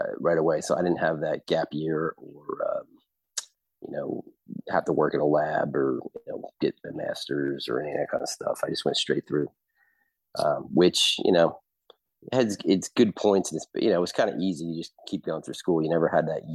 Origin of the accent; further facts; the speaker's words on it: Long Island, New York, United States; moved away as an adult; also born or lived in Delaware / New Haven, Connecticut; now in Texas, United States; I'm from Long Island